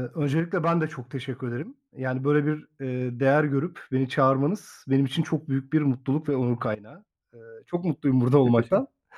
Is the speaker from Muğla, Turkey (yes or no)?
yes; Muğla, Turkey; moved away as an adult; also born or lived in Samsun Ayvacık / Çanakkale / Manisa Sarıgöl; now in Salihli, Turkey; asıl memleketim Muğla